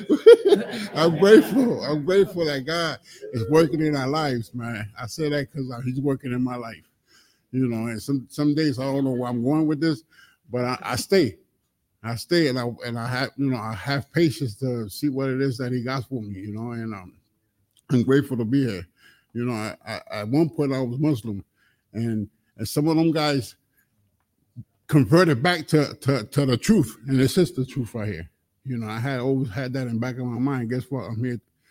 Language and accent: English; Connecticut, United States; I come from Connecticut